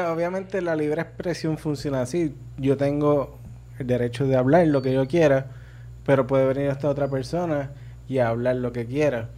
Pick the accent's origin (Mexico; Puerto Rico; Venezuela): Puerto Rico; Arecibo; yo soy de Arecibo